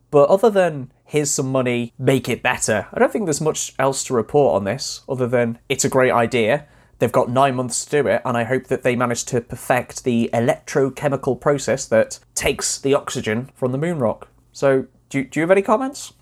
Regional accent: North Wales, United Kingdom; I grew up in North Wales

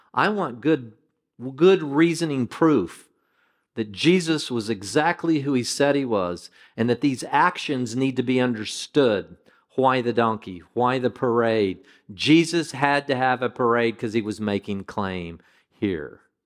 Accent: United States; as an American

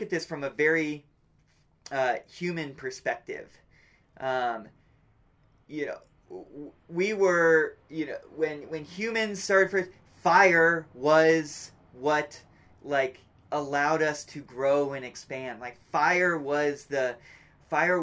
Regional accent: United States

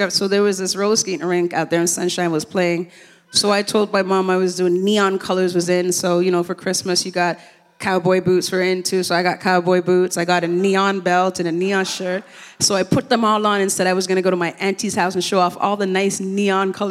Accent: Jamaica; moved away; because the Olympics was around when I came from Jamaica in 1976, and I, I, fell in love with the Olympics.

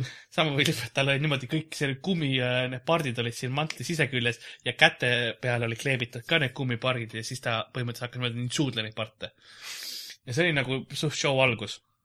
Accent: Lasnamäe, Harju County, Estonia; ma olen Lasnamäelt

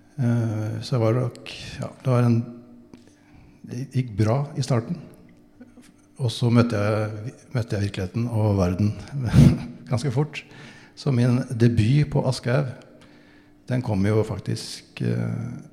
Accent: near Bø, Vestfold og Telemark, Norway; born or raised there

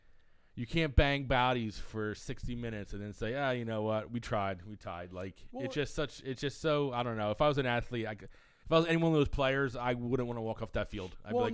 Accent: United States; as American sports fans

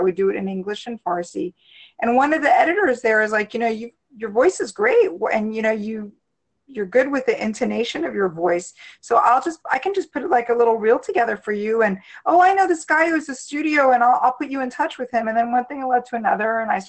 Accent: Washington, District of Columbia, United States; Born and raised in the DC area, and I studied at the University of Maryland, College Park.

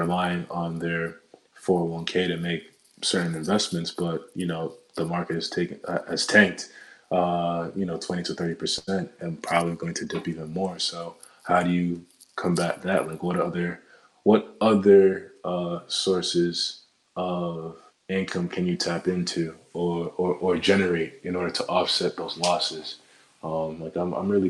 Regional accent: New Jersey, United States; moved away as an adult; now in Queens, New York, United States; I'm not from Queens. Like, I'm from Jersey, born and raised in Jersey. But now that I live here, it's like, okay, it's my home

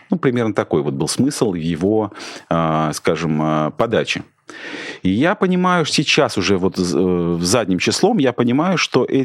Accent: Saint Petersburg, Russia; я из Петербурга, а Путин из КГБ

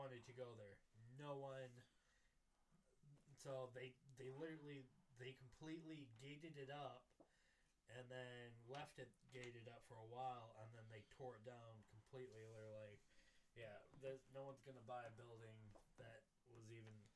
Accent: United States; as like a American

